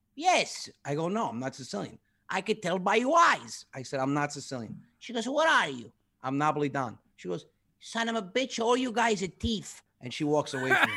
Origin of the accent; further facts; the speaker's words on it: New Rochelle, New York, United States; I was born on Union Avenue, right across street from Piccolo Dahlia